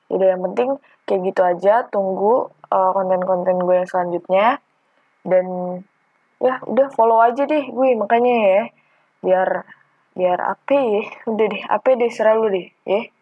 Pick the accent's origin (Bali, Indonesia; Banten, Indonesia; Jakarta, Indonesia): Banten, Indonesia; Tangerang; now in Malang, Indonesia; gue adalah mahasiswa perantau dari Tangerang ke Malang untuk kuliah.